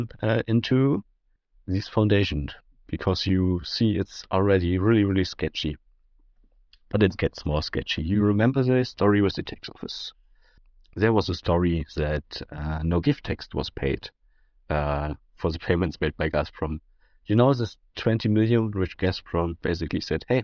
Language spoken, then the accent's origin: English; Saxony-Anhalt, Germany; I'm from Saxony-Anhalt.